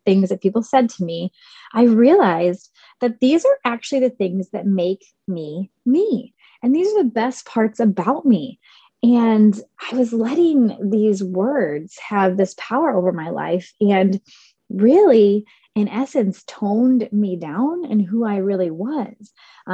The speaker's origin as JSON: {"language": "English", "region": "Southern Indiana", "country": "United States", "tie": "born or raised there", "said": "I was born and raised in Southern Indiana, and I grew up on a farm"}